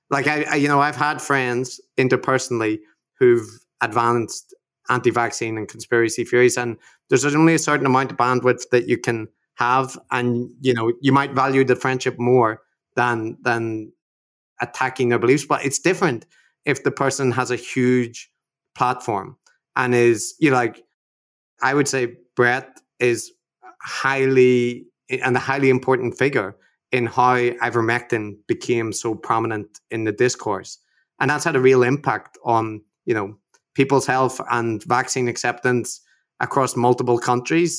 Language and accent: English; Belfast, Northern Ireland, United Kingdom; growing up in, in Belfast during the Troubles